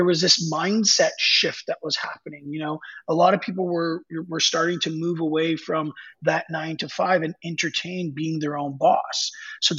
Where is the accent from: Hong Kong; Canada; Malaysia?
Canada; being Canadian, hockey was a big part of my life.